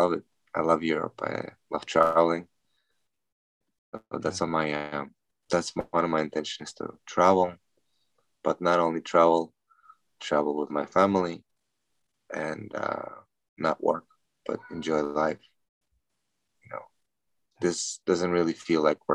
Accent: New York, United States; I'm from New York

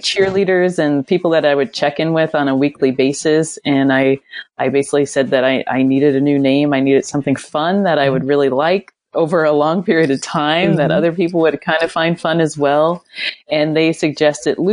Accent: Ontario, Canada; moved away as an adult; now in Camden, United States; I grew up in Ontario, Canada

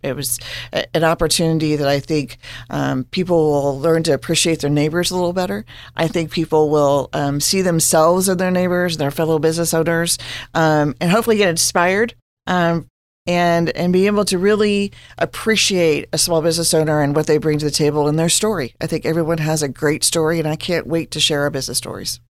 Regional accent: Hutchinson, Kansas, United States; now in Manhattan, United States; I am from Hutchinson, Kansas

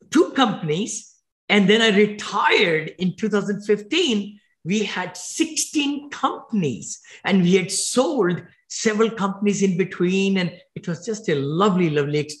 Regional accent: India; now in United States; When I grew up in India

